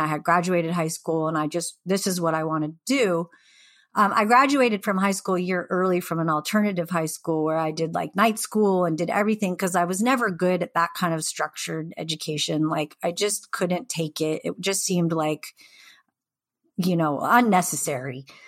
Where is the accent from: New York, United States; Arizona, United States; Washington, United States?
Washington, United States; Seattle; also born or lived in the Northwest; I grew up in Seattle, like, you know, during the grunge era